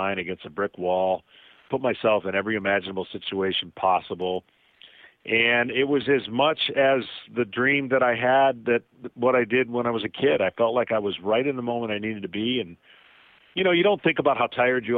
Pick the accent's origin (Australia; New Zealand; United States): United States; Lansing, Michigan; I grew up in Lansing, Michigan